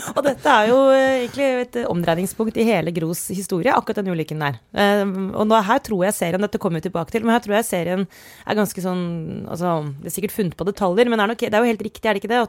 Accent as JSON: {"language": "Norwegian", "area": "Romerike", "region": "Akershus", "country": "Norway", "said": "Jeg kommer jo fra Romerike det ikke, så Jessheim er ikke så langt"}